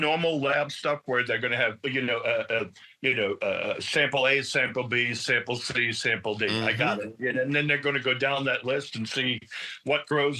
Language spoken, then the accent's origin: English; New York City, New York, United States; I'm from Brooklyn.